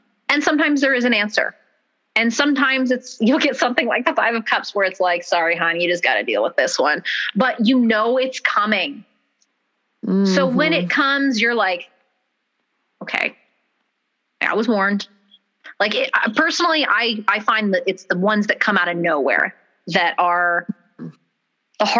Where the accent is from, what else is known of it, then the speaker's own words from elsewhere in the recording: Palmdale, California, United States; also born or lived in unnamed hometown; my parents moved after my grandmother had passed to Palmdale, where we both went to high school